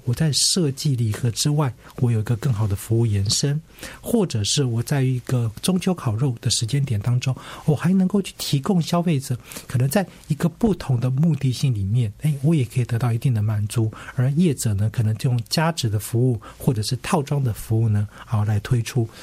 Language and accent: Chinese; Taipei, Taiwan; 像我老家在这个永康街